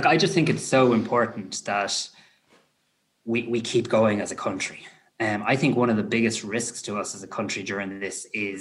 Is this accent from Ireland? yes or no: yes; Ireland; that's what we do as Irish people.